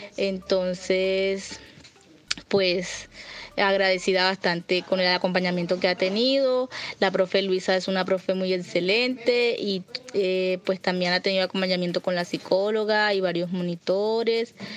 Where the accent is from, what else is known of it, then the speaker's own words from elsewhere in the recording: Caucasia, Antioquia, Colombia; soy del municipio de Caucasia, Antioquia